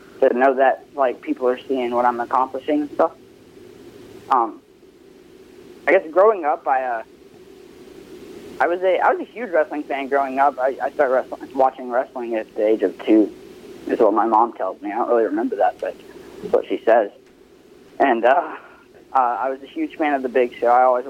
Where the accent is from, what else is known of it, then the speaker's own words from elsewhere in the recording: Olive Branch, Mississippi, United States; I'm from Olive Branch